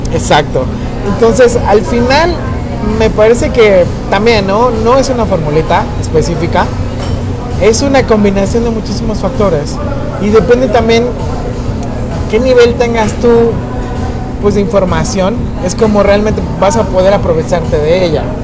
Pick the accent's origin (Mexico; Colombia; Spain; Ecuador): Mexico; somos mexicanos